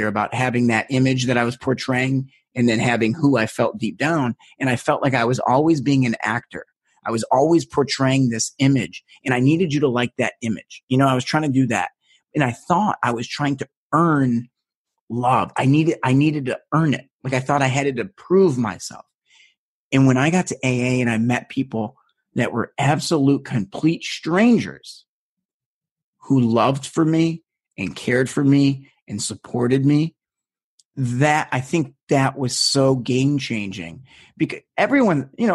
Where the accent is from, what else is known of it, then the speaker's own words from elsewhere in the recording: United States; I'm American